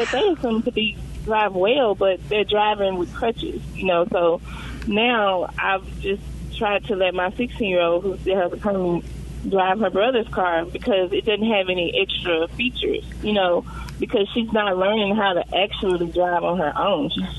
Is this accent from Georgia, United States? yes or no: no; Tennessee, United States; my husband and I were driving like 1970, 80 cars in the 90s when we were growing up in Tennessee.